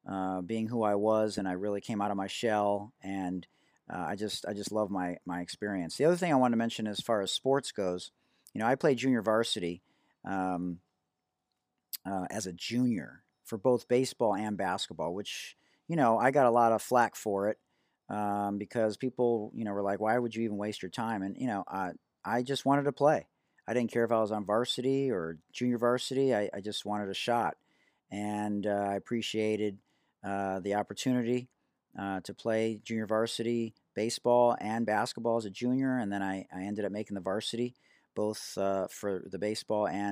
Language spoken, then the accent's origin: English; Detroit, Michigan, United States; also born or lived in Oak Park, Michigan; I hail to you from Detroit, Michigan. I'm a proud graduate of Oak Park High School